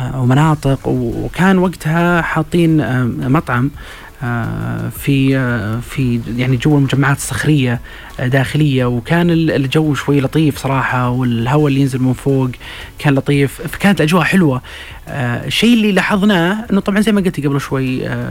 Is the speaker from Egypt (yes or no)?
no; Saudi Arabia; انا كسعودي